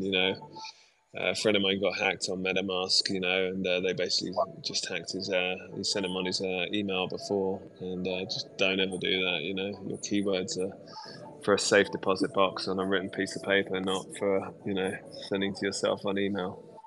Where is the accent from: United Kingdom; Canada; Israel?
United Kingdom; as a Brit